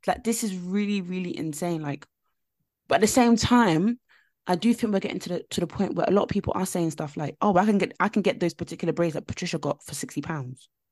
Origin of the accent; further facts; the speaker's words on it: London, United Kingdom; I grew up in East London, like, and when I say I grew up in East London, it was very, very rough